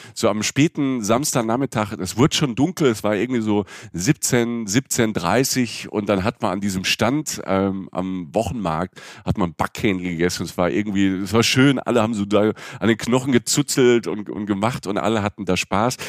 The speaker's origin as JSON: {"language": "German", "region": "Rhineland-Palatinate", "country": "Germany", "said": "ich bin aus der Pfalz, so meine alten Leute und so, die reden ja auch"}